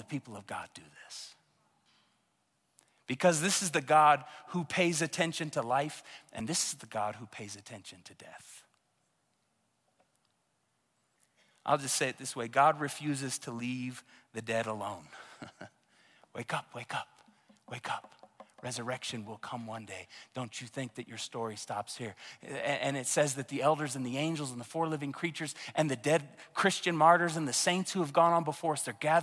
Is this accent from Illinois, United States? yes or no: no; Tulsa, Oklahoma, United States; moved away; my hometown of Tulsa, Oklahoma